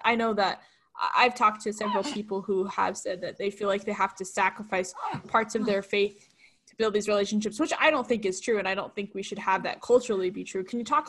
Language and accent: English; Boston, Massachusetts, United States; I'm from Boston, Massachusetts, and we have a predominantly Catholic makeup